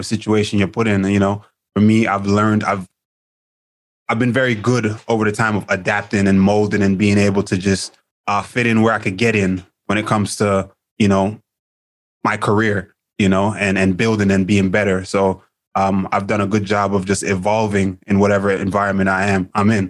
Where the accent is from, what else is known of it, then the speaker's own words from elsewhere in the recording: New York City, New York, United States; I grew up in Queens, Jamaica, Queens